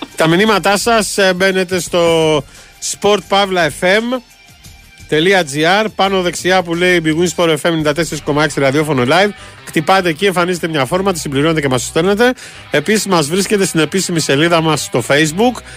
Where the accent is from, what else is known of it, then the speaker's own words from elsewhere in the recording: Piraeus, Attica, Greece; στο χωριό μου τον Πειραιά